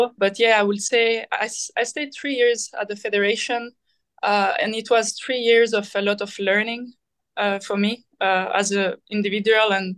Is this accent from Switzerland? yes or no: yes; Switzerland; I've done all the junior pathway in Switzerland